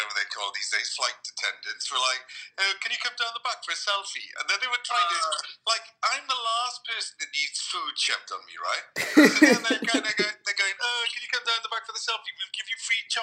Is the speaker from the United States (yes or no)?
no; Wales, United Kingdom; I'm Welsh.